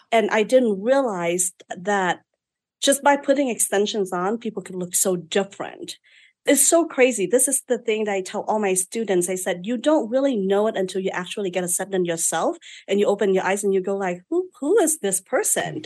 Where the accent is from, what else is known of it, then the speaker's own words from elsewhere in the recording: Vietnam; moved away as an adult; now in United States; I was born and raised in Vietnam